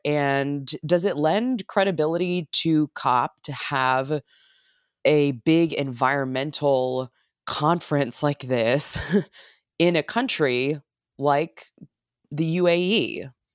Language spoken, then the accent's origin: English; United States; as an American